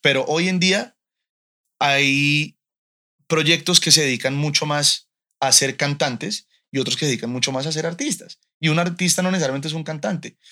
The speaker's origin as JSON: {"language": "Spanish", "country": "Colombia", "also_born_or_lived": "United States", "moved": "as an adult", "lives_now": "Mexico", "said": "hace poco me mudé a, México desde Colombia"}